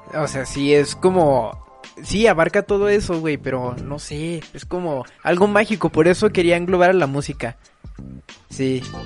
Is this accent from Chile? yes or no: no; Mexico; acá como mexicano